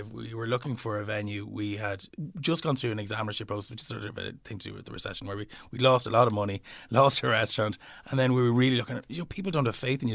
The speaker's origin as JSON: {"language": "English", "town": "Slane", "region": "Leinster", "country": "Ireland", "said": "I'm from Slane. we're surrounded by fields"}